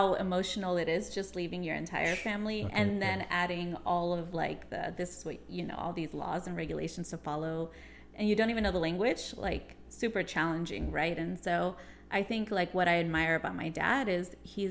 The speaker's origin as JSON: {"language": "English", "town": "Sacramento", "region": "California", "country": "United States", "tie": "born or raised there", "also_born_or_lived": "San Fernando Valley, Los Angeles", "lives_now": "Bay Area, United States", "said": "I was raised in Sacramento"}